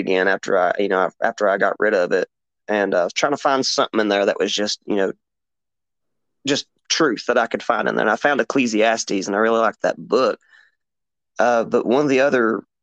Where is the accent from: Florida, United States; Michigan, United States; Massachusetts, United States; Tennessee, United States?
Tennessee, United States; Appalachian region of; here in Appalachia